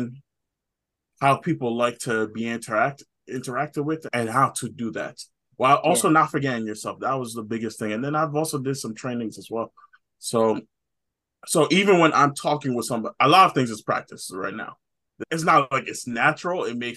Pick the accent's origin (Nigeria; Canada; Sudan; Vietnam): Nigeria; I'm Nigerian